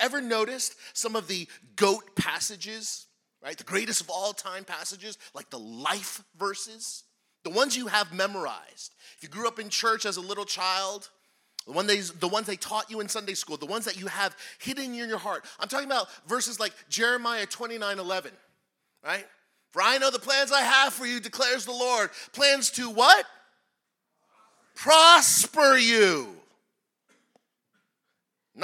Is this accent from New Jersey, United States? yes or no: yes; New Jersey, United States; I was born and raised in New Jersey, right across the river